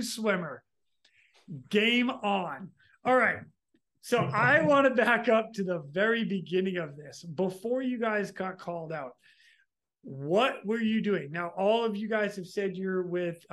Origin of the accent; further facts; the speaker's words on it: Massachusetts, United States; moved away; also born or lived in Humboldt; I'm from Massachusetts, so Cape Cod